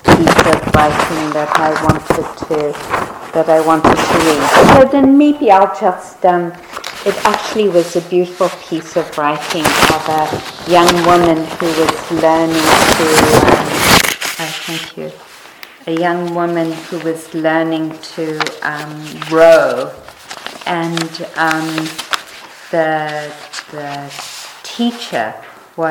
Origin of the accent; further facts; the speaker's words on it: South Africa; moved away; the school I went to when I was growing up in South Africa